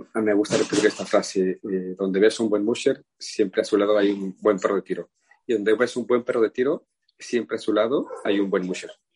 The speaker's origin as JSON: {"language": "Spanish", "country": "Mexico", "said": "como buenos mexicanos"}